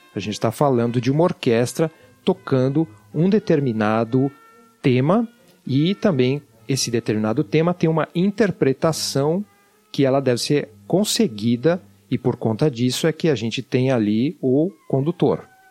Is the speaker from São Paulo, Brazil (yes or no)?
yes; São Paulo, Brazil; accent: paulistano; Eu não sei se você já percebeu pelo meu sotaque, mas eu sou paulistano. E eu estudei em escola pública, lá em São Paulo